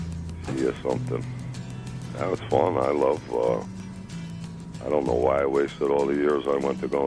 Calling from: Union Beach, New Jersey, United States; from Union Beach, except I'm from Keyport tonight.

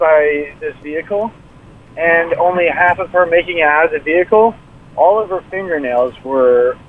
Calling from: Jersey City, New Jersey, United States; Jersey City.

